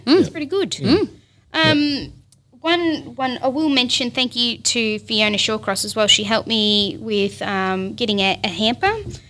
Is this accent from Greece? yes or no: no; Australia; While I was born in Australia, my background is Italian. Mm. My grandparents migrated here.